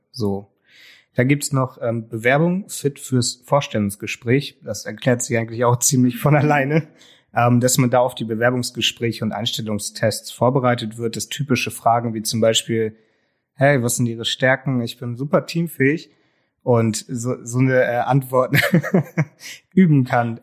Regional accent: Brummerförde, Lower Saxony, Germany; ich komme eigentlich ursprünglich aus Brummerförde

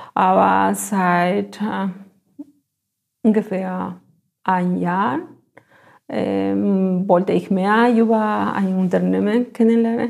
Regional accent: Ayacucho, Peru; German is a second language; moved away as an adult; also born or lived in Lima, Peru; now in Germany; ich komme aus Ayacucho. Ne? Das ist eine Stadt äh, von den Anden

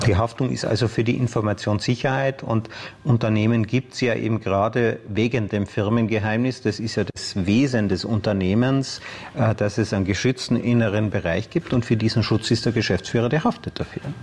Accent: Austria; bei uns in Österreich

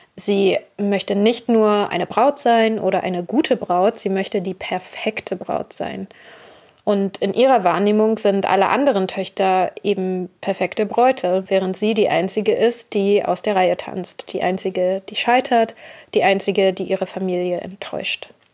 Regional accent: Germany; ich selbst bin eine weiße Deutsche, geboren und aufgewachsen in Deutschland

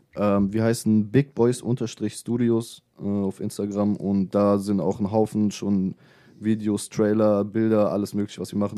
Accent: Hanover, Lower Saxony, Germany; Ich komme aus Hannover.

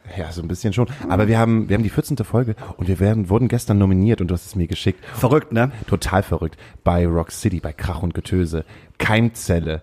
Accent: Himmelpforten, Lower Saxony, Germany; also born or lived in Stade; now in Hamburg, Germany; mein Vater hat einen landwirtschaftlichen Betrieb gehabt, den haben wir im Breitenwisch ähm, gehabt

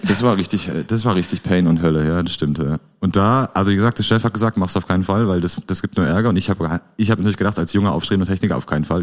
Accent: Black Forest, Baden-Württemberg, Germany; moved away as an adult; now in Karlsruhe, Germany; Ich komme ja eigentlich aus dem Schwarzwald

